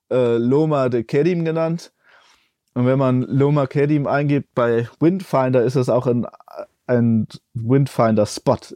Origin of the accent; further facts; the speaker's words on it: El Salvador; born there; Also ich bin in El Salvador geboren und immer wieder dorthin zurückgegangen zum, zum Arbeiten auch und ich habe da auch mal wieder gelebt eine Zeit lang.